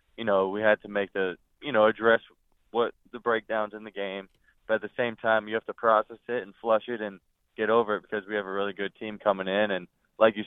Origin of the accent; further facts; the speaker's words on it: Eastern Pennsylvania, United States; it's Eastern Pennsylvania